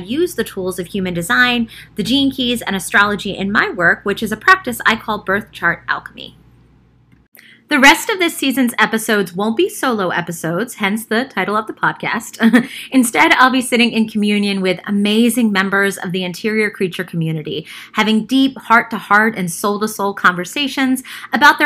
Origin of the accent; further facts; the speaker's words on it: Baltimore, Maryland, United States; I grew up in Baltimore in a working class part of the city, and then we moved to a super like white collar neighborhood when I was in fifth grade